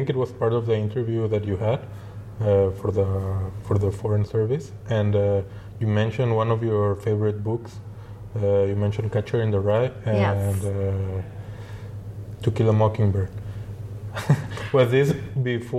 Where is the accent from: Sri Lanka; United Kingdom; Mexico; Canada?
Mexico; moved away as an adult; also born or lived in Spain / United States; now in Geneva, Switzerland; I'm originally from Mexico